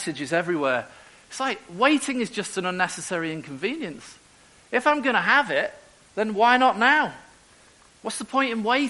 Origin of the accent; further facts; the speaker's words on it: Merseyside, North West England, United Kingdom; moved away as an adult; also born or lived in Eastern Europe; now in Newcastle, United Kingdom; I'm originally from Merseyside, and I went up to Newcastle when I was 18